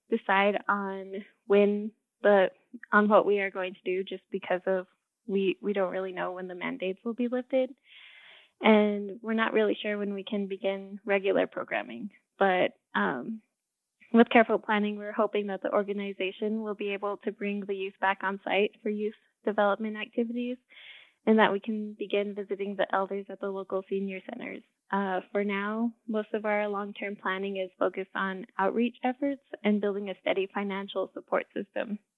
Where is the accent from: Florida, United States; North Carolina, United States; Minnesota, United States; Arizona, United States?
Arizona, United States; Window Rock; I am a Navajo from Window Rock, Arizona. I grew up here and I got a bachelor's in music education at UNM.